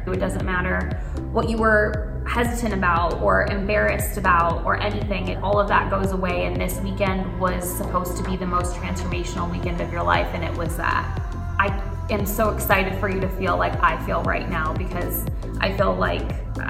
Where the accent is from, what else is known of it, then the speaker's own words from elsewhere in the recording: Chicago, Illinois, United States; I grew up in Chicago, and I feel like this is where I'm most at home